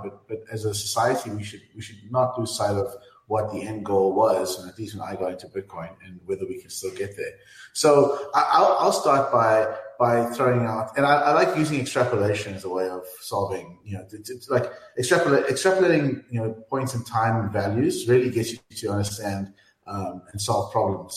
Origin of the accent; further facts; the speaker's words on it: South Africa; I, I'm from South Africa